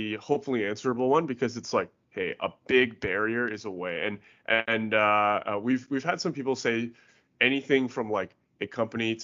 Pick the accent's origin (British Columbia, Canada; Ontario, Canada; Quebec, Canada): British Columbia, Canada; Vancouver; I'm from Vancouver myself